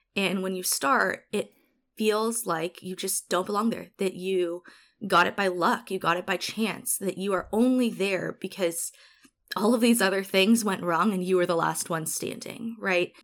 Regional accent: Honolulu, Hawaii, United States; moved away as an adult; also born or lived in Eastern Washington; now in Seattle, United States; it was amazing growing up there

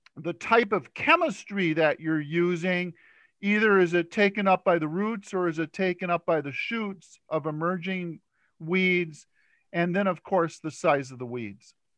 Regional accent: Stearns County, Minnesota, United States; I grew up in Stearns County, and my father used to use atrazine

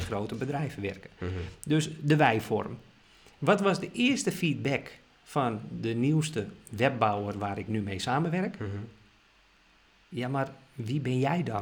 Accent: Amsterdam, North Holland, Netherlands; ik ben geboren en getogen Amsterdammer

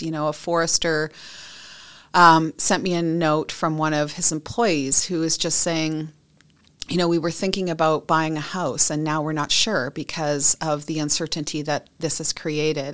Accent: British Columbia, Canada; I'm a British Columbian. I, I've grown up here.

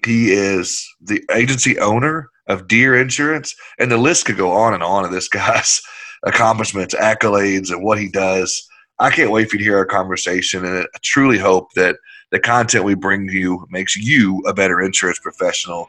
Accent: the South, United States; I'm from the South.

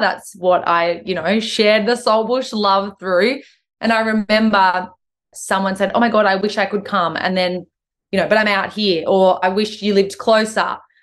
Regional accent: Hay Plains, NSW, New South Wales, Australia; also born or lived in Sydney; I was from the area, but I'd been gone for 15 years or 10 or 12 years or whatever it was.

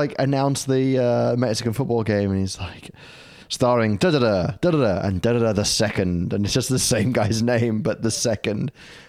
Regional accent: United Kingdom; now in Australia; I'm British.

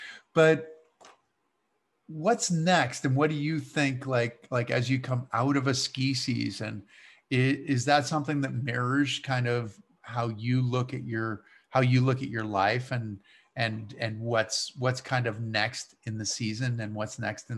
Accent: Massachusetts, United States; I grew up on a tiny little ski area in Massachusetts, but it was like this little bit of Austria that they had picked up and plunked down in the middle of a textile town on the Connecticut River

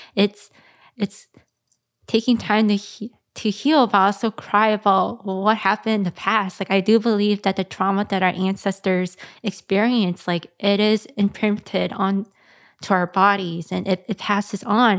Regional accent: McDonough Homes, Minnesota, United States; I grew up in the McDonough homes

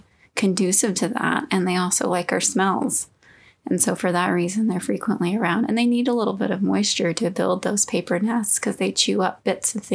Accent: Texas, United States; born or raised there; moved away

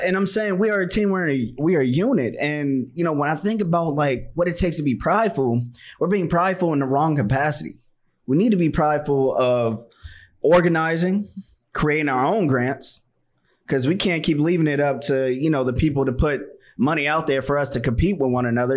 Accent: Washington, District of Columbia, United States; moved away; I'm from Chocolate City, I'm from Washington, D C

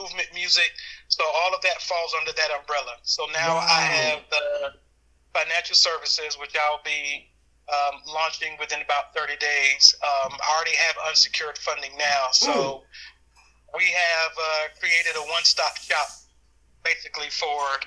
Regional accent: New York City, New York, United States; As a kid growing up in Brooklyn, New York, I was the youngest of nine

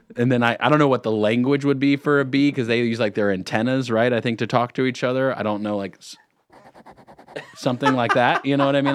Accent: California, United States; now in Lake Norman, United States; I was born in California.

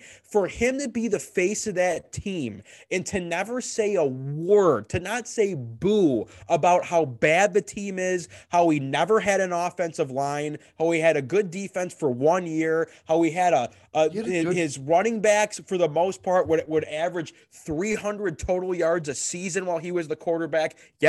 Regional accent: Detroit, Michigan, United States; born or raised there

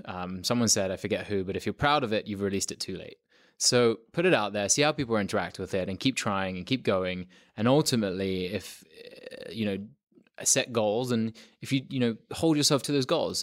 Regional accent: London, United Kingdom; moved away as an adult; also born or lived in south of France; now in United States; I loved growing up in London

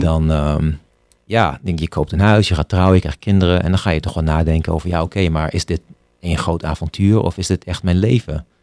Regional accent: Hengelo, Overijssel, Netherlands; moved away as an adult; also born or lived in Amsterdam, Netherlands; now in San Francisco, United States; ik ben toen op mijn 18e inderdaad, eh, ben ik weggegaan uit Hengelo om te gaan studeren in Amsterdam

